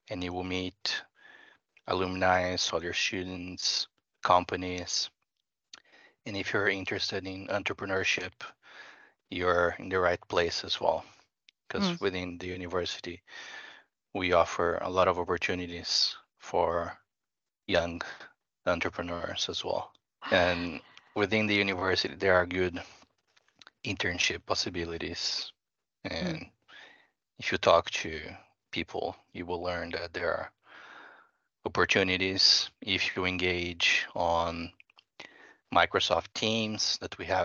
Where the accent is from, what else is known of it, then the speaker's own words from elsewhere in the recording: Brazil; English is a second language; now in Finland; Yeah, I'm originally from Brazil, and I'm not saying that there are no flaws there because there are many.